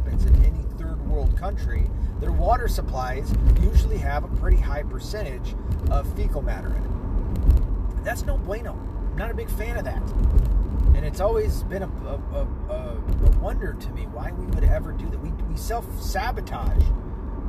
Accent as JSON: {"language": "English", "country": "United States", "tie": "born or raised there", "said": "I am Irish and I am Scottish, but I was born here in the States and this is my country"}